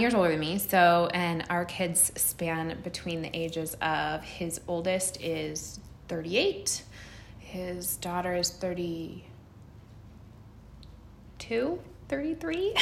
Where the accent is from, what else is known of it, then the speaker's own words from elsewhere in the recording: Central Oregon, United States; also born or lived in California; I've lived in Central Oregon since I was 5 years old. I was born in California.